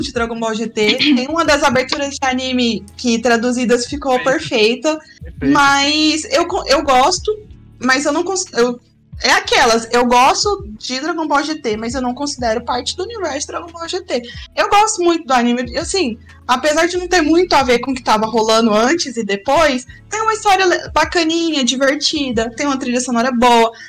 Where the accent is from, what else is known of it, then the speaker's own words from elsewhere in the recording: Goiás, Brazil; Já sou goiana